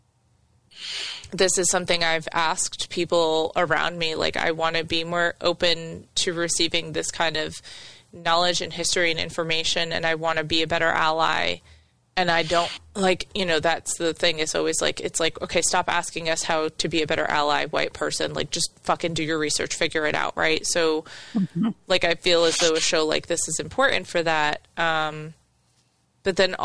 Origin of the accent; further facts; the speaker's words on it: the North, United States; moved away; as a person growing up in the North